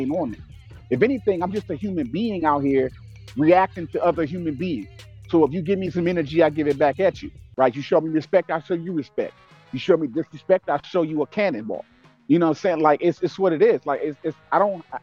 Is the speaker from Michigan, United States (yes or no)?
yes; Detroit, Michigan, United States; I'm from Detroit, fam. Born and raised grit and grind from the gutter